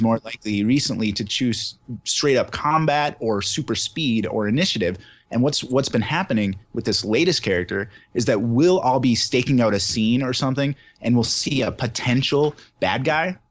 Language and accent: English; Southern Minnesota, United States; now in Wisconsin, United States; I'm originally from Southern Minnesota